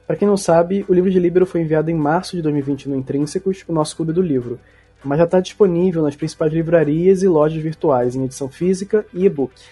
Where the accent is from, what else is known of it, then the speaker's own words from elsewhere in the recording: Rio de Janeiro, Brazil; eu nasci, fui criado aqui no Rio